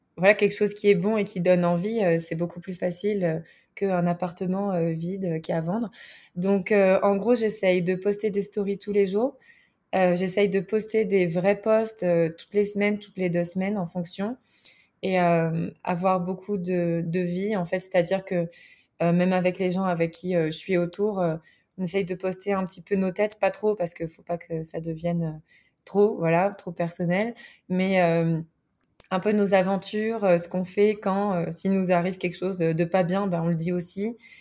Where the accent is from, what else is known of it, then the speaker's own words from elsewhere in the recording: France; moved away as an adult; now in Bozeman, United States; je suis française